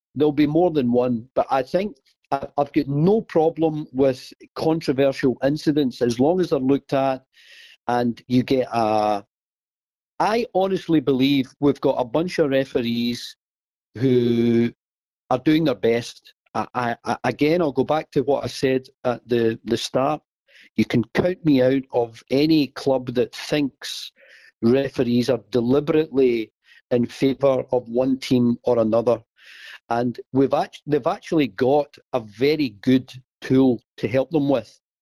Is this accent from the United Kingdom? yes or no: yes; Glasgow, Scotland, United Kingdom; I, am born and bred in Glasgow